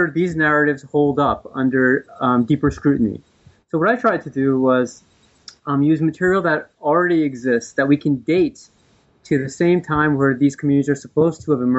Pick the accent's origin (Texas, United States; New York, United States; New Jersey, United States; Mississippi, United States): New Jersey, United States; I'm from the East Coast. I was raised in New Jersey